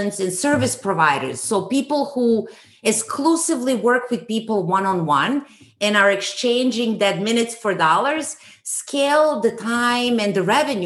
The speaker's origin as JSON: {"language": "English", "country": "Serbia", "tie": "born or raised there", "moved": "as an adult", "lives_now": "Canada", "said": "I'm from Serbia and I did school there, high school"}